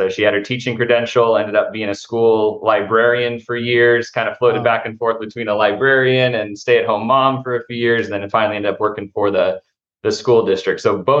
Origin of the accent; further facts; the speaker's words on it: San Jose, California, United States; also born or lived in Houston, Texas; So I had family back there, would visit time and time again, but really grew up in Northern California. I grew up in San Jose. So I was up in San Francisco Bay Area for most of my childhood.